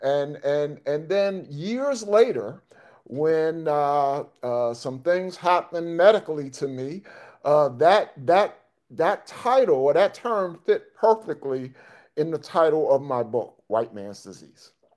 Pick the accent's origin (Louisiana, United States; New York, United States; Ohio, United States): New York, United States; moved away; I'm originally from New York.